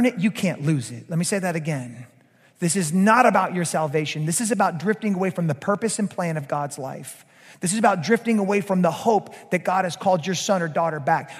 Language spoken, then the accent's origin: English; Georgia, United States; now in South Louisiana, United States; a Georgia boy like me, a former Georgia boy like me